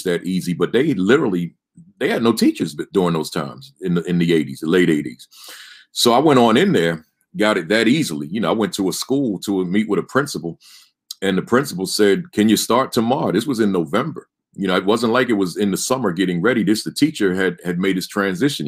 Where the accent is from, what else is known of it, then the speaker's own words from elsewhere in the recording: New Jersey, United States; also born or lived in New York City; I went on back home to Jersey, which is, you know, I'm a Jerseyite. I'm not a New Yorker at all.